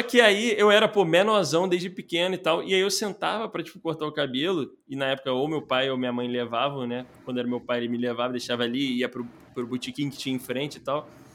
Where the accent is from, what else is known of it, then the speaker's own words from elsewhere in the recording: Rio de Janeiro, Brazil; eu nasci ali na, na Muda, né? Que é a região da Tijuca ali do Rio de Janeiro